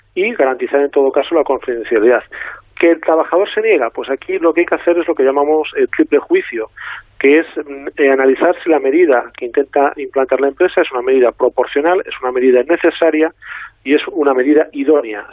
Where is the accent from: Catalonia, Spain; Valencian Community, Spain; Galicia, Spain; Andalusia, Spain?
Galicia, Spain; aquí voy a contestar como gallego